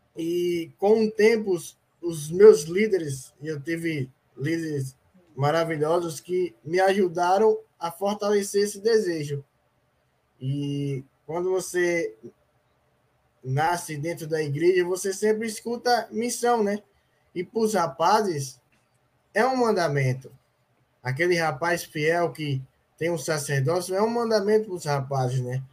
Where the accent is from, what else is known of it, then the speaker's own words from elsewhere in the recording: Aracaju, Sergipe, Brazil; Sou aqui de Aracaju, Sergipe.